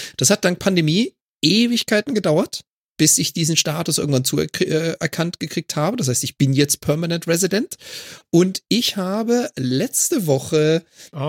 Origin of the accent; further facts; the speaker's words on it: Germany; moved away as an adult; now in Canada; als Deutscher in Kanada